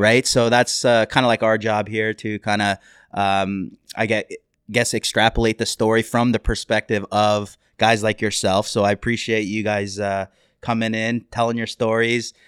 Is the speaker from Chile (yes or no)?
no; Canada; we are Canadian